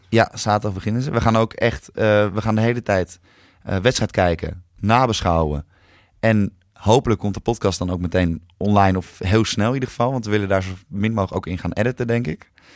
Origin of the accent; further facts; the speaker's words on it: Netherlands; ik ben gewoon Nederlander